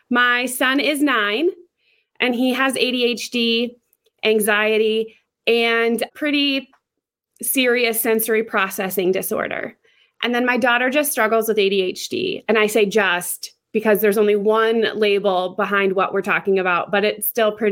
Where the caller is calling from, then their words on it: South Dakota, United States; I am in South Dakota.